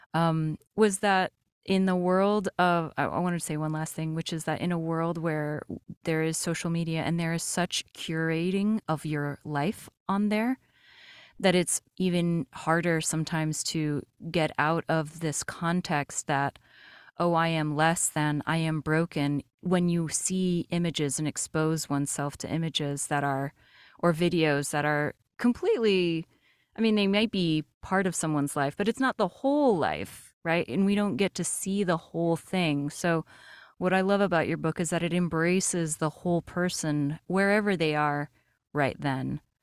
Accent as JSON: {"language": "English", "country": "Brazil", "tie": "born or raised there", "moved": "yes", "lives_now": "United States", "said": "I am an immigrant. I was born in Brazil, and then I came to the United States"}